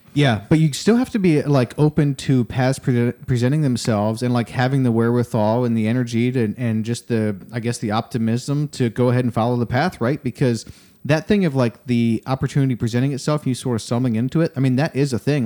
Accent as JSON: {"language": "English", "town": "Rochester", "region": "New York", "country": "United States", "moved": "yes", "lives_now": "Austin, United States", "said": "I'm from Rochester area"}